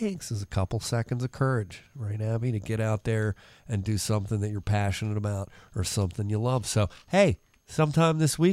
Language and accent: English; Parkville, Maryland, United States; in my hometown of Parkville, Maryland